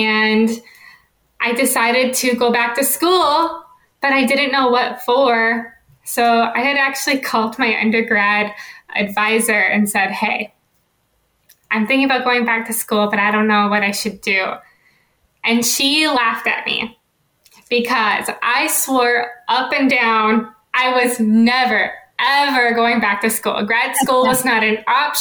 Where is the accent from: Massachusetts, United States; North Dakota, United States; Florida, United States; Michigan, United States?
North Dakota, United States; moved away as an adult; now in Pennsylvania, United States; I am originally from North Dakota. It was my home, and I got into animal science, but I only grew up on a hobby farm